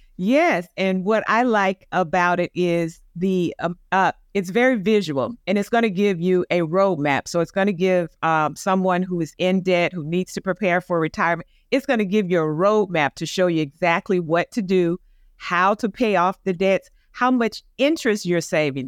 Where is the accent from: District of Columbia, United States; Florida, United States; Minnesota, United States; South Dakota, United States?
Florida, United States; Tampa; now in Atlanta, United States; my hometown in Tampa